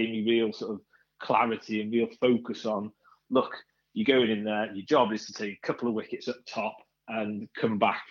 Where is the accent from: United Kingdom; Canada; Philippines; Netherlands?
United Kingdom; North East Wales; I was the one from North East Wales